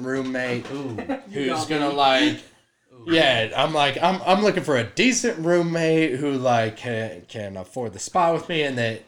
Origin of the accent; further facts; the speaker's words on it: Casper, Wyoming, United States; moved away; I show up back in Casper. I'm like, hey, this is going to be a great time. This is my hometown.